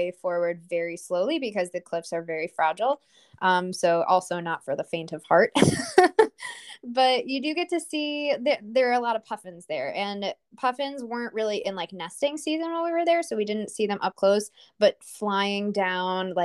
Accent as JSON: {"language": "English", "country": "United States", "said": "as an American"}